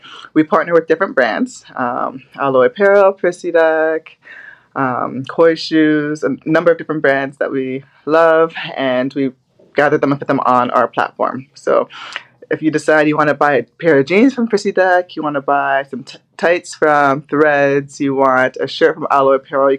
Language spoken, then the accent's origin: English; Scarborough, Ontario, Canada; also born or lived in Barrie; So we grew up in Scarborough first. And there, my sister and I, we ran a lot of track, swimming.